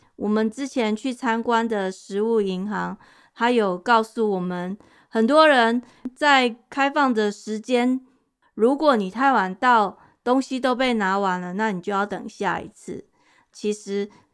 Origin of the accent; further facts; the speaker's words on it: Taiwan; moved away; 我小时候在台湾